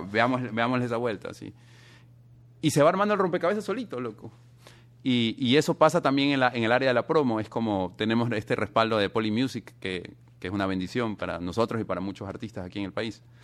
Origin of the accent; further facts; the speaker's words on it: Ecuador; somos de Ecuador